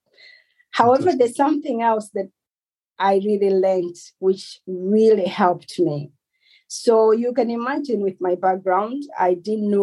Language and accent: English; Malawi; moved away as an adult; also born or lived in Cape Town, South Africa; now in Surrey, United Kingdom; Originally, I'm from Malawi